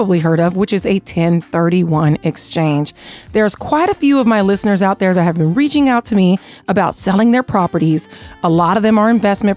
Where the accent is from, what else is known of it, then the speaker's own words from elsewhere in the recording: Seattle, Washington, United States; now in Las Vegas, United States; I'm originally from Seattle, so I almost feel like I'm back at my first home